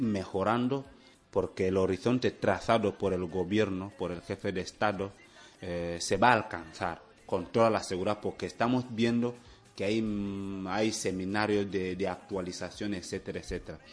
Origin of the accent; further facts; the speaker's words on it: Equatorial Guinea